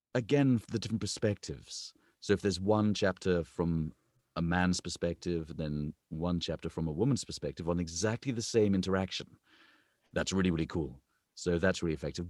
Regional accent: England, United Kingdom; accent: British; moved away as an adult; now in United States; I'm an English man

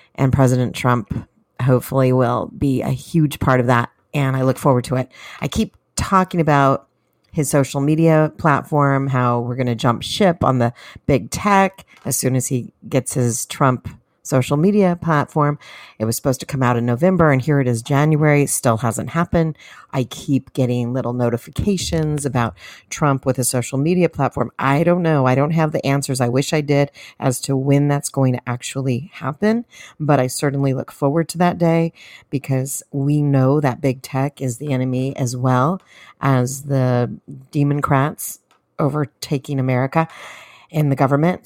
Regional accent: California, United States; I am from California

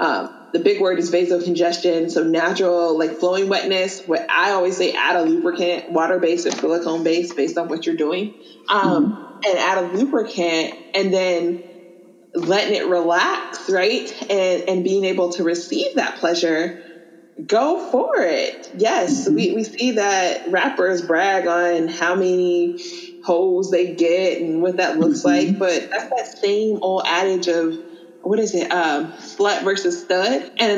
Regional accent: College Park, United States; And I come from College Park, so, you know, some lower socioeconomic status, yada, yada, yada.

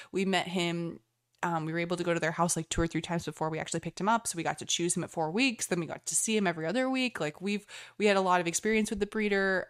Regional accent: United States; as an American

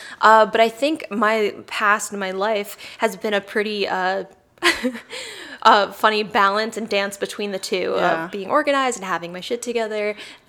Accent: Jersey City, New Jersey, United States; also born or lived in New York City, United States; So I was born in New York City, and then I grew up by Jersey City, right outside.

